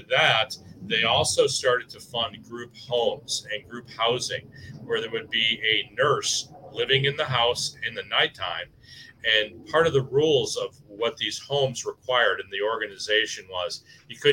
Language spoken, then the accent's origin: English; Wilmette, Illinois, United States; our community where Ken and I grew up in Wilmette